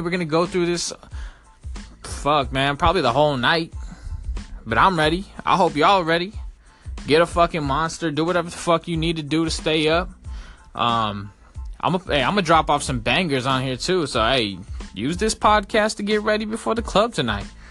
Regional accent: Sunnyvale, California, United States; I'm from Sunnyvale, California.

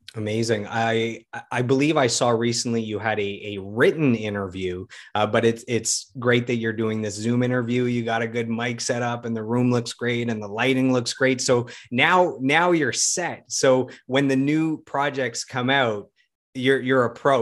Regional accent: Ottawa, Ontario, Canada; my hometown of Ottawa

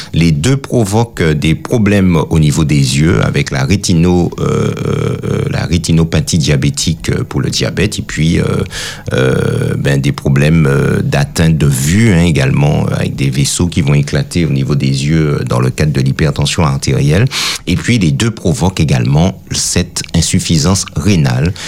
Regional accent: Martinique; chez nous en Martinique

